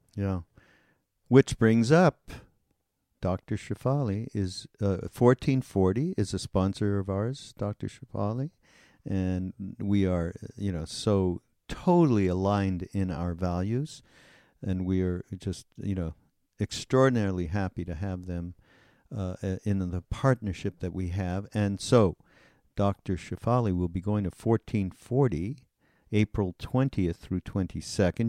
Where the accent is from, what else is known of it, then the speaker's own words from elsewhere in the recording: Canada; also born or lived in India; I'm from Canada